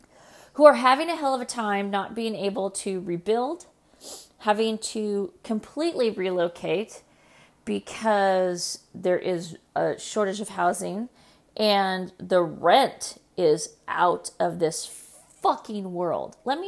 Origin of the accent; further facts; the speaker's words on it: California, United States; we're going to talk about the stuff that's going on right here in my home state, California.